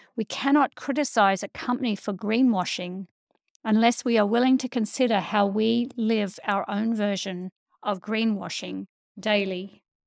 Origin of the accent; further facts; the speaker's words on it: Australia; a white Australian living on a colonized land